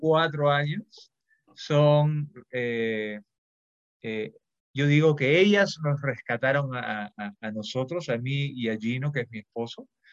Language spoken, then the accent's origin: Spanish; Peru